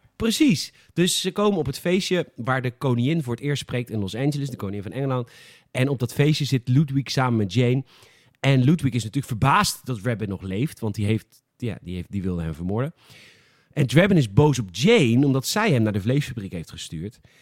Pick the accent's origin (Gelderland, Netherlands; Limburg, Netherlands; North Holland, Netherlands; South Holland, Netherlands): South Holland, Netherlands; Boskoop; ik kom natuurlijk uit Boskoop.